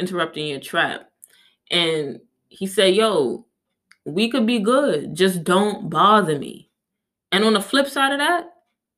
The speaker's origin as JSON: {"language": "English", "country": "Jamaica", "said": "I'm Jamaican."}